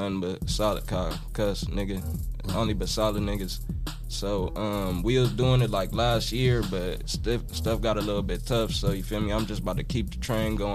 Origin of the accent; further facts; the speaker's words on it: Toledo, Ohio, United States; I'm from Toledo